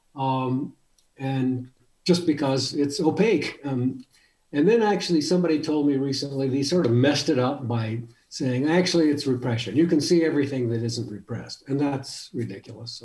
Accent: El Paso, Texas, United States; also born or lived in Michigan; now in Tucson, United States; I grew up in El Paso, Texas

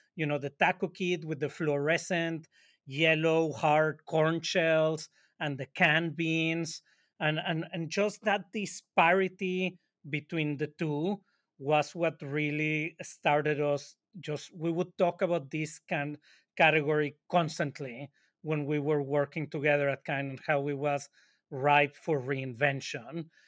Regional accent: Monterrey, Nuevo León, Mexico; now in New York, United States; We're both from Monterrey, Mexico, and we live in New York

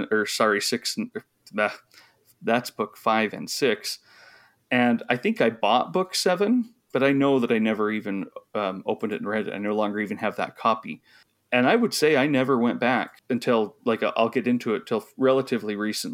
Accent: Idaho, United States; I grew up in Idaho

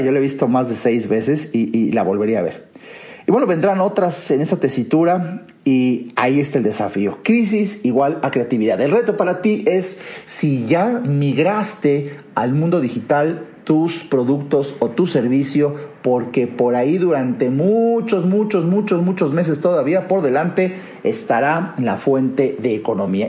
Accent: Mexico; en mi país

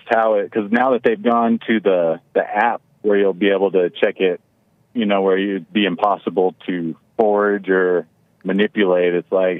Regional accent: Texas, United States; I'm from Texas

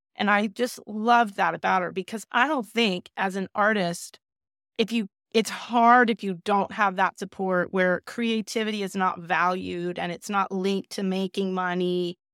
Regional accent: South Bay, Southern California, United States; also born or lived in Glendale, California; I moved to the South Bay, which is, you know, near, uh, L A X and Manhattan Beach and Palos Verdes, um, so that's really where I basically grew up

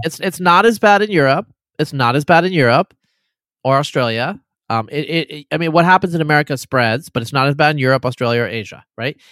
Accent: Eastern Oregon, United States; grew up in Eastern Oregon as a brown-skinned person

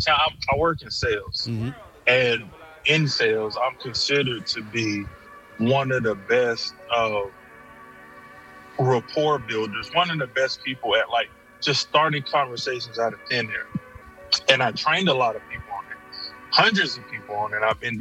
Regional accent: Charlotte, North Carolina, United States; also born or lived in Texas; now in Alabama, United States; I was raised in Charlotte, North Carolina, though. So that's really, I spent most of my life in Charlotte.

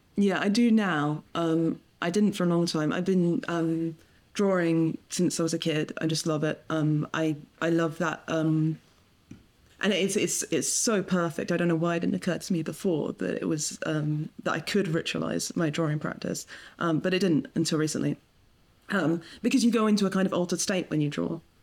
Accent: England, United Kingdom; I grew up in, in England

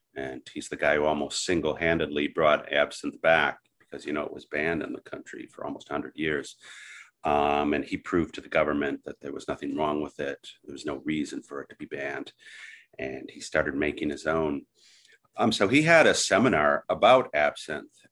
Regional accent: southeastern Wisconsin, United States; also born or lived in Milwaukee, Wisconsin; I was born in Milwaukee and, uh, raised in southeastern Wisconsin.

